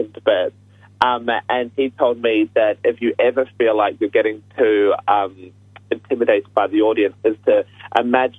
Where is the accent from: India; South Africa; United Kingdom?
United Kingdom; being a British guy myself